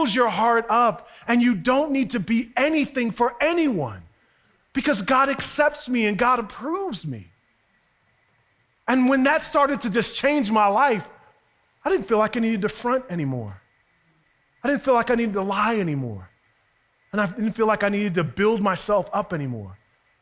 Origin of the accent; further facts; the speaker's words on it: Westchester, New York, United States; when you grew up in Westchester